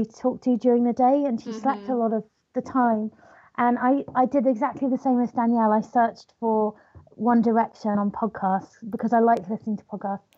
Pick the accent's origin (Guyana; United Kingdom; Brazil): United Kingdom; England; I'm from a town in England called, which is about 1 hour's drive away from London